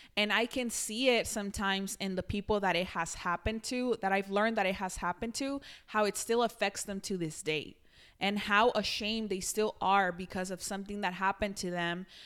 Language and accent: English; Mexico; moved away; I grew up in Mexico